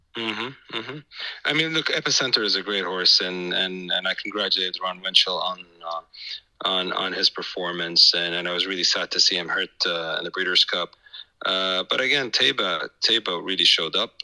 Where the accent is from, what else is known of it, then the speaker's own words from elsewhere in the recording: Saudi Arabia; it's my hometown